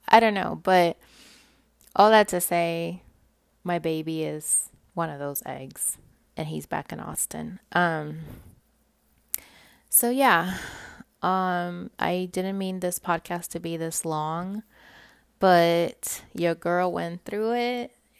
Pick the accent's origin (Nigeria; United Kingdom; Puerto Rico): Puerto Rico; accent: Puerto Rican; they can tell I'm not from here because of my Puerto Rican accent.